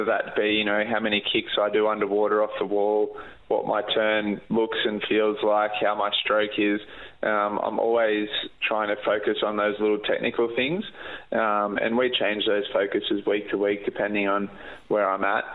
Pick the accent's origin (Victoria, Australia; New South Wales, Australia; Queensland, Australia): New South Wales, Australia; Port Macquarie; my hometown of Port Macquarie